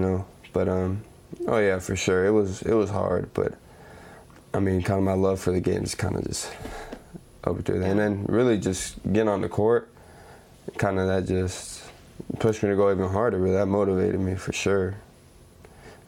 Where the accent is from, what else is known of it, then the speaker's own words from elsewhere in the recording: San Antonio, Texas, United States; I grew up in Southside San Antonio